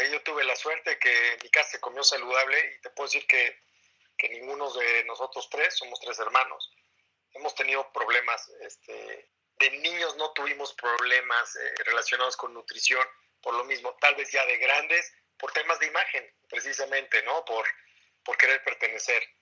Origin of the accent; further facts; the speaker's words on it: Sonora, Mexico; Yo mi soy de Sonora